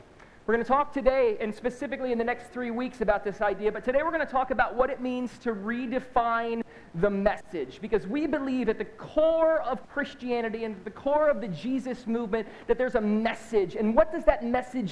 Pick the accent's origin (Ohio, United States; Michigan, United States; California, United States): Michigan, United States; Southeast; moved away as an adult; now in South Florida, United States; I'm from Southeast Michigan